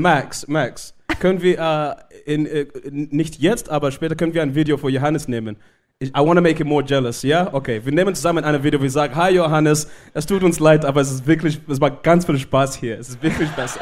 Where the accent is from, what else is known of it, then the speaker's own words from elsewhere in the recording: Zimbabwe; first language Shona; German is a second language; moved away; ich komme aus Zimbabwe, ich bin in Zimbabwe geboren